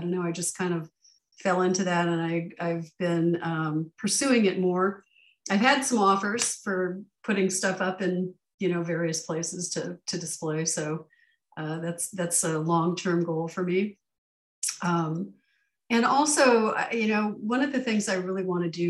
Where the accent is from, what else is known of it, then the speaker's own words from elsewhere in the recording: California, United States; now in Arizona, United States; I grew up in California